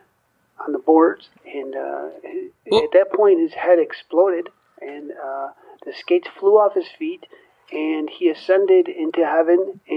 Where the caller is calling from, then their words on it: Naperville, Illinois, United States; And I'm from Naperville, Illinois.